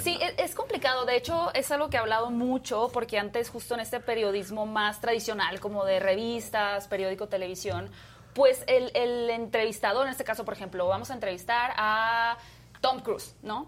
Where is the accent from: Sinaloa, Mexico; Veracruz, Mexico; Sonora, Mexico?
Sonora, Mexico; Hermosillo; now in Mexico City, Mexico; yo soy de Hermosillo, originaria de Hermosillo